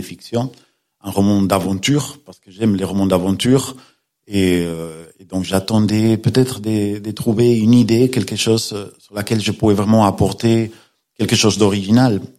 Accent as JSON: {"language": "French", "region": "Galicia", "country": "Spain", "tie": "born or raised there", "also_born_or_lived": "Paris", "second_language": "French", "moved": "as an adult", "lives_now": "Perpignan, France", "said": "Je suis né en Espagne, j'ai grandi en Espagne"}